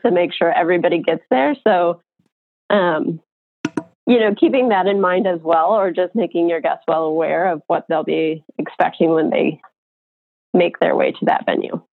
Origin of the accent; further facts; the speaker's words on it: Colorado, United States; also born or lived in San Francisco; now in Idaho, United States; I'm from Colorado